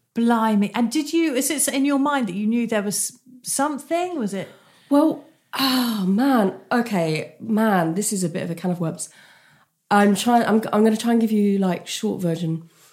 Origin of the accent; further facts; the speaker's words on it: United Kingdom; a British person. We don't really like discussing money and we're, we're not a big tipping culture